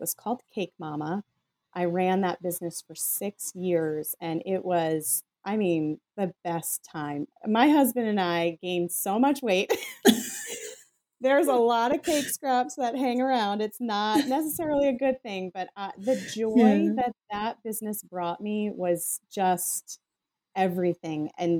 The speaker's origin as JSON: {"language": "English", "region": "Scotland", "country": "United Kingdom", "said": "I'm Scottish. I have tight pockets."}